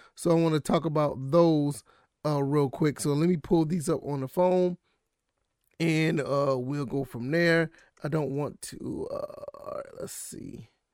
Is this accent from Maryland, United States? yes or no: no; Savannah, Georgia, United States; moved away; I always go to Savannah to go see family 'cause I'm from Savannah, Georgia.